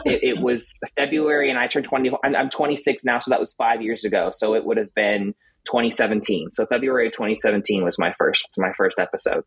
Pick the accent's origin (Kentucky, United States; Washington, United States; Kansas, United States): Kentucky, United States; Louisville; also born or lived in Lexington, Kentucky; this is where I'm from originally, so um, kind of came back home